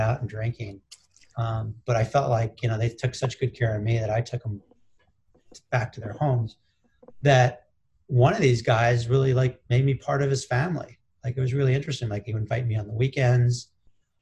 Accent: United States; I was the only American there

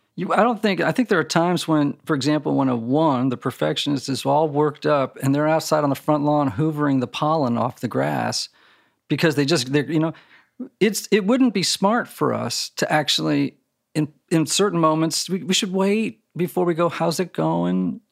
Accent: Connecticut, United States; I grew up in Connecticut

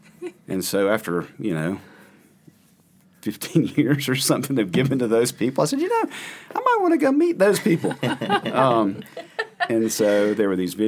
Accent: Greenville, South Carolina, United States; I'm from Greenville, South Carolina. I'm an attorney

